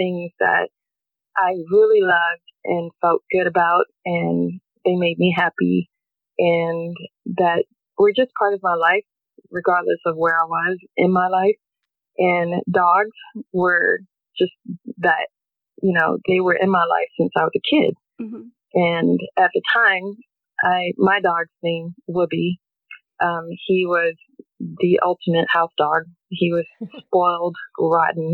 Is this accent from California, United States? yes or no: no; North Carolina, United States; moved away as an adult; now in Portland, United States; I'm originally from North Carolina. I moved to the West Coast in the 90s for my career